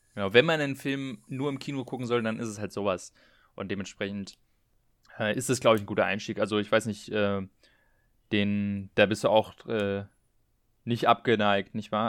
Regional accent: Berlin, Germany; wir kommen ja beide aus Berlin

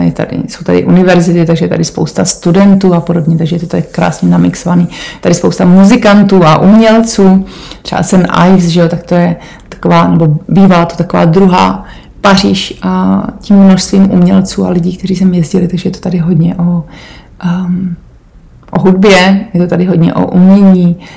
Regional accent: Czechia; moved away as an adult; also born or lived in Portugal; now in Cornwall, United Kingdom; já jsem z Podkrkonoší

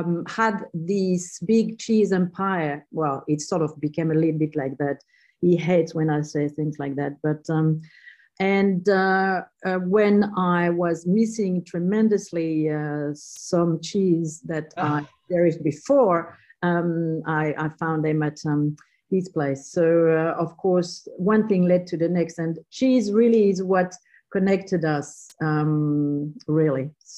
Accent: South Australia, Australia; Yeah, well, not really, but in my heart, I'm definitely from South Australia. But I landed here in 1994.

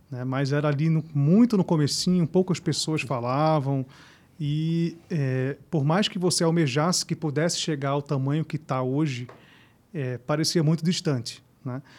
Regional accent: Recife, Pernambuco, Brazil; now in São Paulo, Brazil; sou de Recife, comecei lá no Nordeste e depois vim bater aqui em São Paulo.

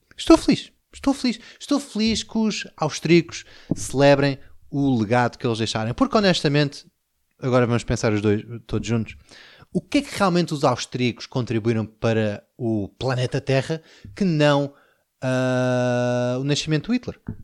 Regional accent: Portugal

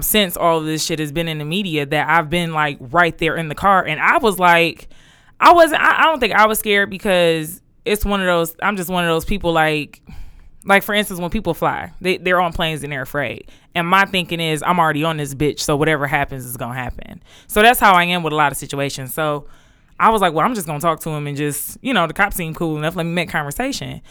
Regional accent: Detroit, Michigan, United States; I was from Detroit

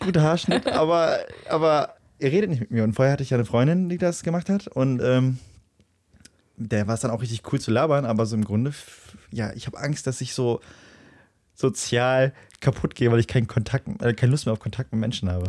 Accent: Löhne, North Rhine-Westphalia, Germany; wo ich herkomme, wo meine Heimat ist, so, warum, also, ne, dann sage ich mal Löhne

